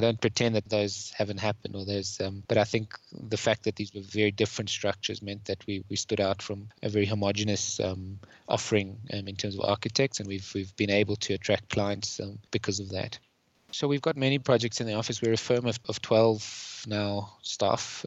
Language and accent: English; Johannesburg, Gauteng, South Africa; I come from Johannesburg.